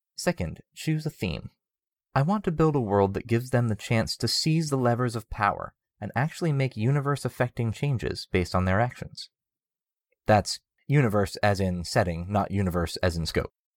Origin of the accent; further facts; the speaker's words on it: United States; as American citizens